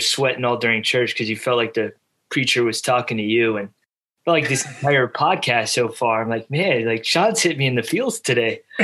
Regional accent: the South, United States; I growing up in the South, you go to church on Sunday

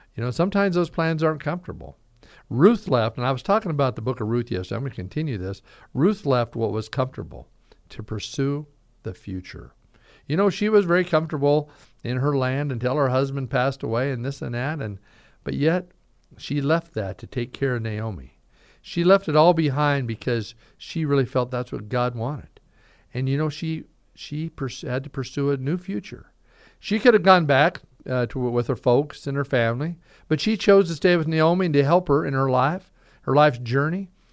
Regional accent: Caldwell, Idaho, United States; moved away as an adult; also born or lived in Vancouver, Washington; now in Boise, United States; I was raised in Caldwell for years, moved away to Vancouver, Washington for nine years

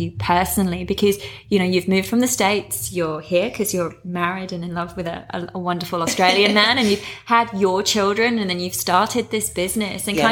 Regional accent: England, United Kingdom; I say we, not pee, because I'm English

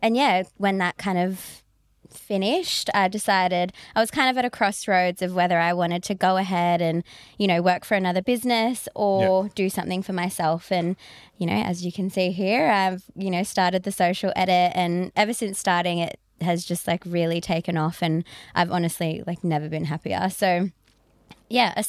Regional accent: Shellharbour, New South Wales, Australia; I'm from Shell Harbour. So I've always worked in Sydney

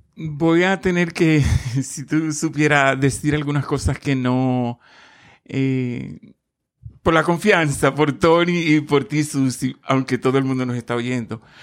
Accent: Baní, Peravia, Dominican Republic; also born or lived in Boston, Massachusetts / Salem, Massachusetts; now in Rhode Island, United States; Nací en Baní, República Dominicana, hace ya muchos años

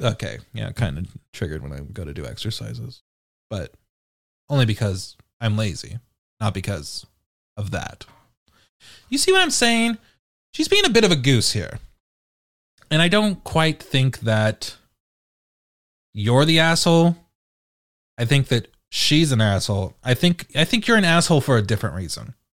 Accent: United Kingdom; I'm British

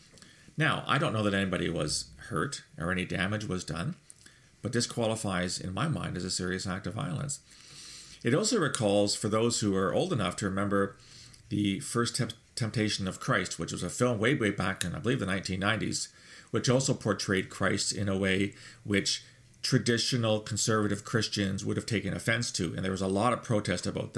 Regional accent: Canada; I'm a Canadian.

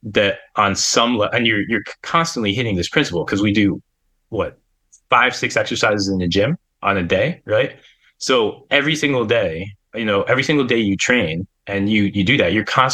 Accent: Pennsylvania, United States; I grew up in Pennsylvania

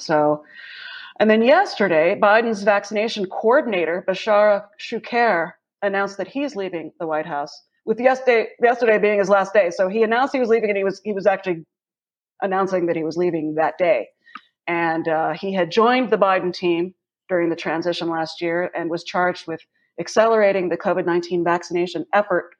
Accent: United States; I'm American

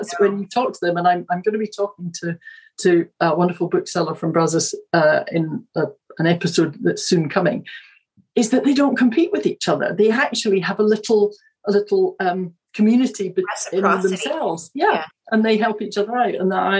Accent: Edinburgh, Scotland, United Kingdom; now in Houston, United States; I was brought up, people who know Scotland, I was brought up in Edinburgh

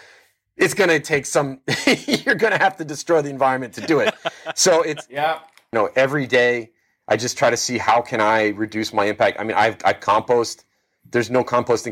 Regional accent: Miami Beach, Florida, United States; I'm from Miami Beach, to be totally specific

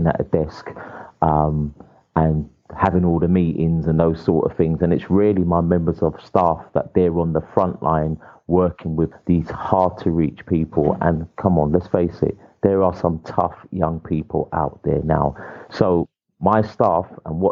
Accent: England, United Kingdom; I was born in England

